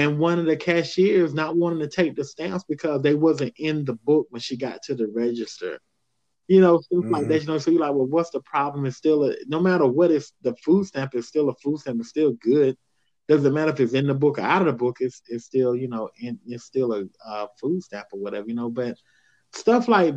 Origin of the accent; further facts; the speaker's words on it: the South, United States; I grew up in the South